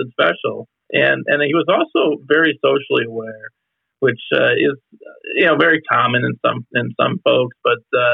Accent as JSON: {"language": "English", "town": "Chicago", "region": "Illinois", "country": "United States", "also_born_or_lived": "Iowa", "moved": "as an adult", "said": "I'm originally from Chicago"}